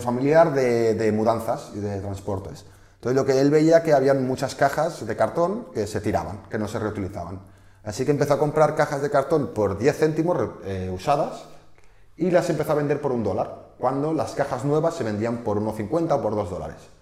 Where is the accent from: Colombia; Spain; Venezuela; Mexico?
Spain; Barcelona, Catalonia; somos de Barcelona